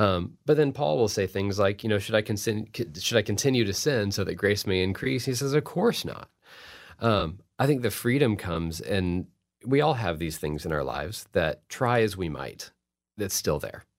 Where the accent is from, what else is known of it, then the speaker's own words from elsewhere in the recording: Fort Worth, Texas, United States; I've gotten to teach at T C U, which is in my hometown of Fort Worth